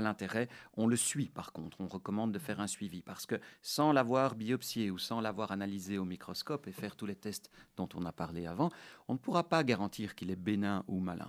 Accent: Brussels, Brussels-Capital Region, Belgium; je suis né en 1976 à Bruxelles de parents qui sont russes

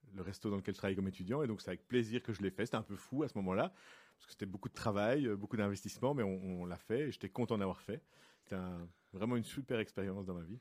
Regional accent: Brussels, Brussels-Capital Region, Belgium; moi je suis bruxellois depuis toujours. je, n'ai jamais quitté la région et j'ai toujours habité ici

